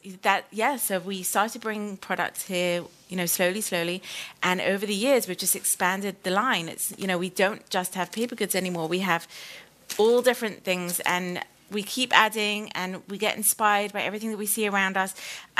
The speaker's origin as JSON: {"language": "English", "country": "United Kingdom", "said": "We're both British, so it was very complicated."}